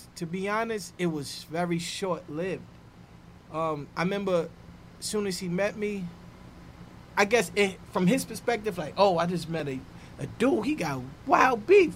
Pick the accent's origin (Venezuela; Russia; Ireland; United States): United States; New York City, New York; From Harlem World. Mm-hmm. Um, yeah. Grew up in Harlem